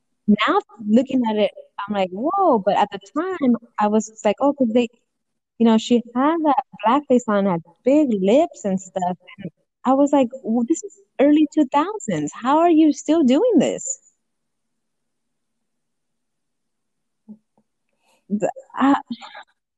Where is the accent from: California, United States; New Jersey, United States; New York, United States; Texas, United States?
California, United States; Los Angeles; I grew up in South Central